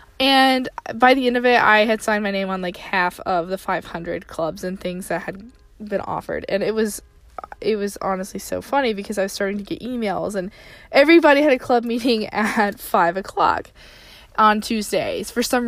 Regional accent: the South, United States; I was raised in the South.

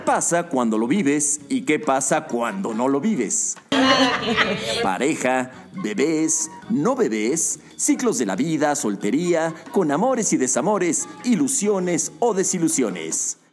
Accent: Lebanon; Spanish is a second language; moved away as an adult; also born or lived in Mexico; now in Miami, United States; Yo soy libanés, nací toda mi vida en Líbano, viví hasta el 23, así que no empecé a hablar español hasta hace seis o siete años

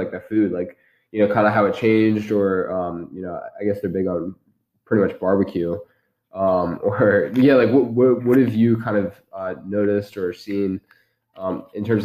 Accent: Philadelphia, Pennsylvania, United States; I'm from Philadelphia.

